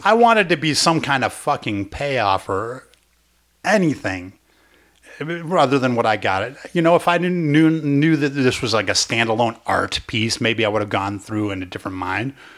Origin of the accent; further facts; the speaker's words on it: Chicago, Illinois, United States; accent: old-fashioned Chicago (like Dennis Farina); my accent sounds like it was buried in a time capsule behind Dennis Farina's house.